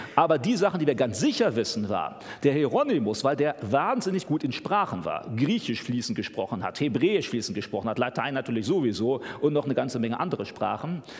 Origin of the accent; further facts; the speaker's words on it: Germany; für uns als Deutsche